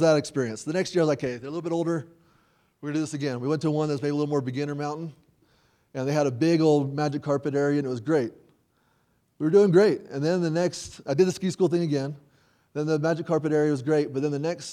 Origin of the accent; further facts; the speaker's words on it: Nashville, Tennessee, United States; also born or lived in Logan, Utah; I was raised in Nashville. I'm from Tennessee